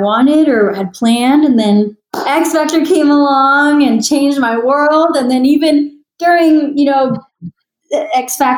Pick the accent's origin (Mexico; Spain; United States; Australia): United States; San Antonio, Texas; also born or lived in Los Angeles; I performed around San Antonio, my hometown, for so many years